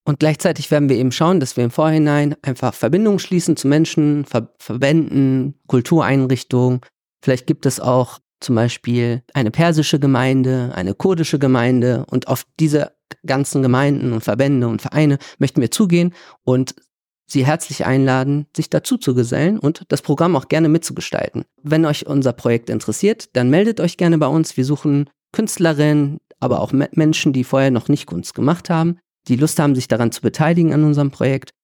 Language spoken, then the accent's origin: German; Vilsbiburg, Bavaria, Germany; now in Düsseldorf, Germany; tatsächlich bin ich in Vilsbiburg zur Schule gegangen. Das heißt, ich habe mal eine Zeit lang in Bayern gelebt